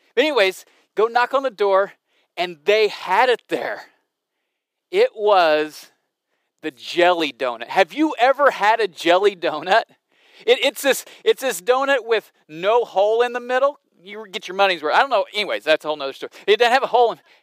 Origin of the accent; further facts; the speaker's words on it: Southern Illinois, United States; I grew up in Southern Illinois